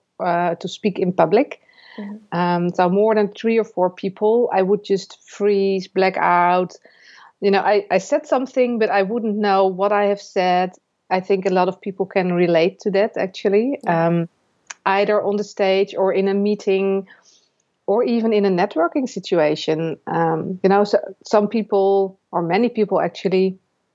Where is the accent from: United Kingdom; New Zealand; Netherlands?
Netherlands; I'm from the Netherlands